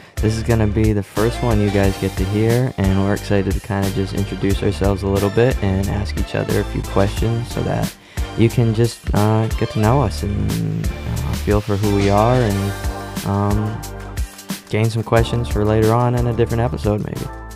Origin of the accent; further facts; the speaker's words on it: Cape Cod, Massachusetts, United States; I was born on Cape Cod, um, born and raised here